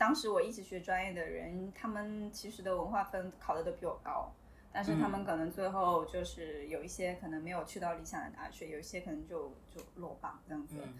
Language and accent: Chinese; Hunan, China; 哦，对，我是湖南的。